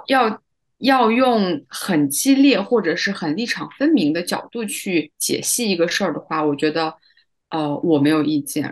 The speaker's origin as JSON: {"language": "Chinese", "town": "Tacheng", "region": "Xinjiang", "country": "China", "also_born_or_lived": "Beijing", "moved": "as an adult", "said": "我从北京就是时隔两年回到，回到新疆，回到我的这个小塔城"}